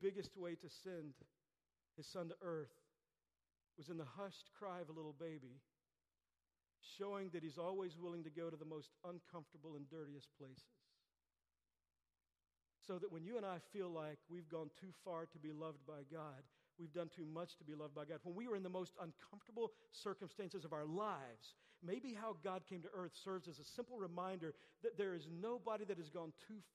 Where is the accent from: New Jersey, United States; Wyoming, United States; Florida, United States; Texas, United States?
Texas, United States; I grew up in Texas